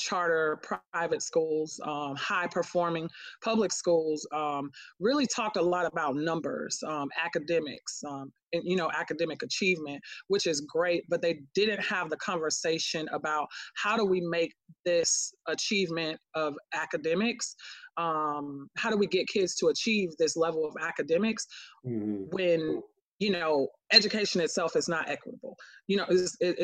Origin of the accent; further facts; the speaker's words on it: Miami, Florida, United States; now in Atlanta, United States; I'm originally from Miami, Florida, so it felt similar to home